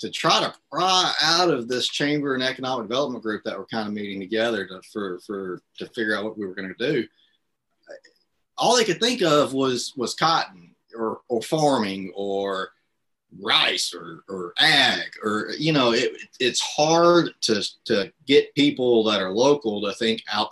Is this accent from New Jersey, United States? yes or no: no; Marianna, Arkansas, United States; moved away; I'm from Marianna. It's one of the areas we serve, and that's where we moved back to live